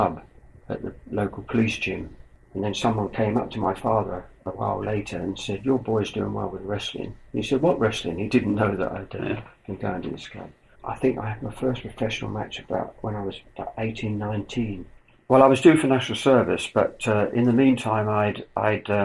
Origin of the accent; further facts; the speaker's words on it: Chelmsford, East of England, United Kingdom; a local corn exchange in my hometown where they held the wrestling